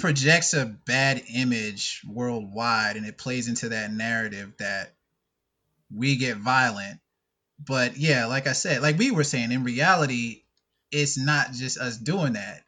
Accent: North Carolina, United States; growing up in North Carolina

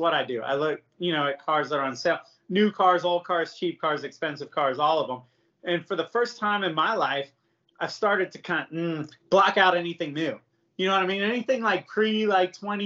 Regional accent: United States; I'm American.

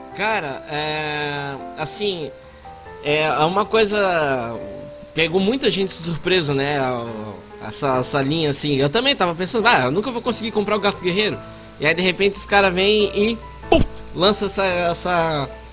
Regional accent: Blumenau, Santa Catarina, Brazil; Eu sou de Blumenau, Santa Catarina, a terra do Chope!

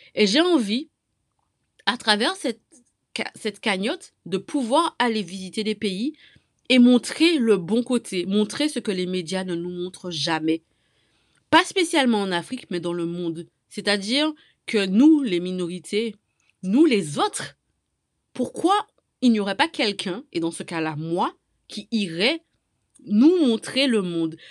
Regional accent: Martinique; je viens moi-même de la Martinique

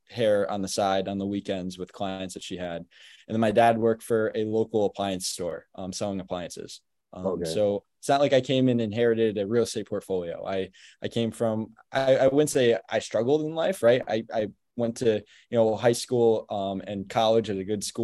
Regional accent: Albany, New York, United States; I grew up in Albany, New York, which is the capital of New York. I grew up here locally, went to school here

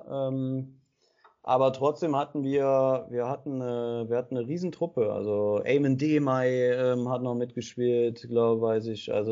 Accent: Aachen, North Rhine-Westphalia, Germany; für mich war aber klar, ich bin Aachener, ich gehörte dazu, ich bin mit abgestiegen

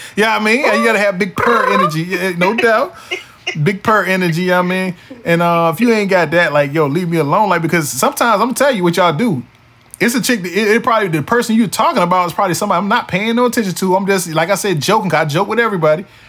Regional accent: Wilson, North Carolina, United States; my hometown of Wilson, North Carolina. 252

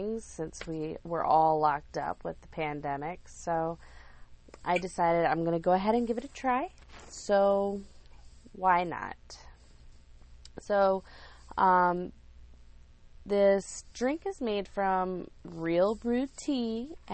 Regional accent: Lake Wylie, South Carolina, United States; moved away as an adult; I'm from Lake Wylie. I lived there most of my life

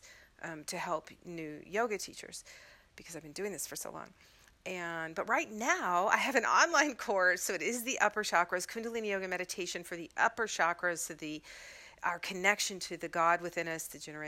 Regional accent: Mississippi, United States; moved away; coming from Mississippi

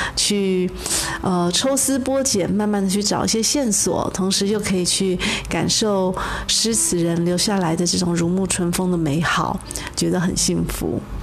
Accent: Taiwan; moved away; 我在台湾土生土长的人

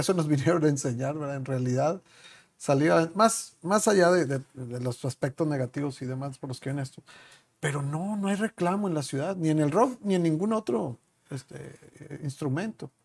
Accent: Chihuahua, Mexico; moved away; en este lugar en el que vivimos, que te ha adoptado a ti también, igual que a mí, somos de Chihuahua los dos

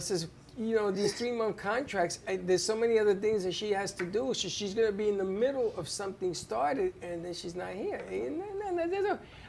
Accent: New York, United States; when I was growing up in New York

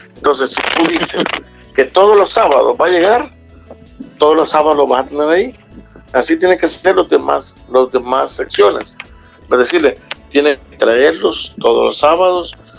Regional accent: El Salvador; aquí en El Salvador

